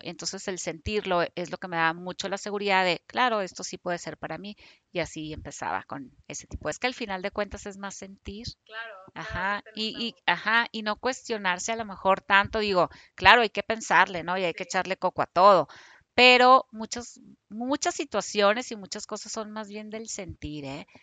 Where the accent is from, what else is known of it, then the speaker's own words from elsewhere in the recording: Hermosillo, Sonora, Mexico; moved away as an adult; now in Guadalajara, Mexico; yo soy de Hermosillo, me vengo a trabajar aquí a Guadalajara, ya que salí de la carrera